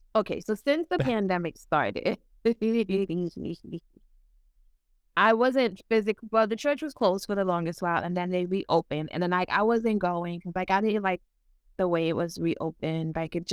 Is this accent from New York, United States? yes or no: yes; New York City, New York, United States; That's the type of church I grew up in New York City. It is very Caribbean. It's very different from American church.